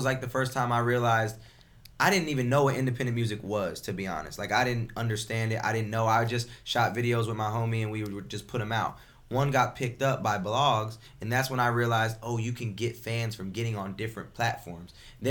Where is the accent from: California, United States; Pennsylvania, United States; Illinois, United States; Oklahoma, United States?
Illinois, United States; Bloomington; Bloomington, Illinois.